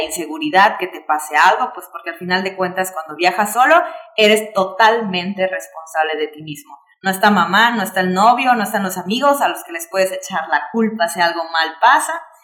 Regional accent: Yucatán, Mexico; como yucatecos, como viajeros, como mexicanos

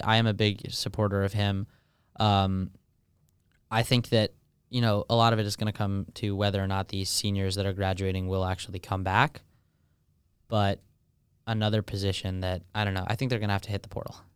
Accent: Michigan, United States; moved away as an adult; now in Nashville, United States; I was born in Michigan

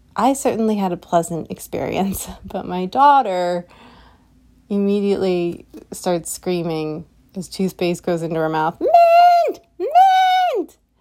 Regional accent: United States; particularly as an American society, where I am speaking from

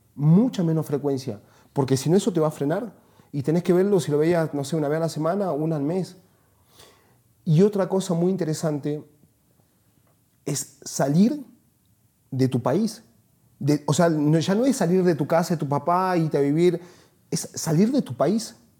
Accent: Salta, Argentina; moved away as an adult; Yo nací en Salta, que es una ciudad al norte de Argentina, pero a los 19 años me fui de ahí y jamás volví

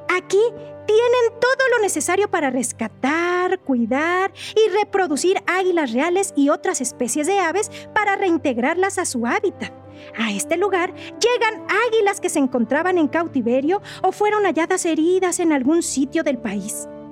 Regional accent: Mexico; nuestra historia como mexicanos

